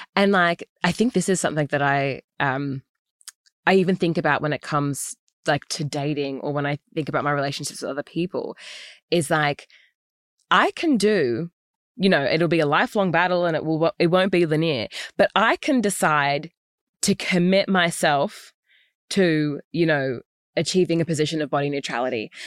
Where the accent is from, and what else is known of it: Australia; also born or lived in United States